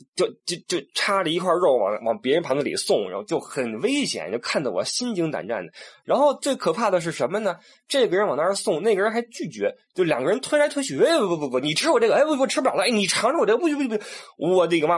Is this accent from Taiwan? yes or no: no; China; 作为我们中国人